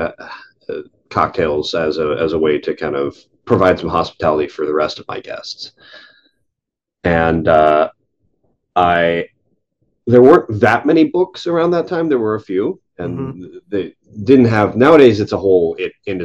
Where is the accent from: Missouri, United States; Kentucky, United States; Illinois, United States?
Kentucky, United States; Lexington; moved away as an adult; now in Toronto, Canada; I grew up in Kentucky, so I grew up in Lexington, Kentucky, and bourbon's kind of part of the culture there.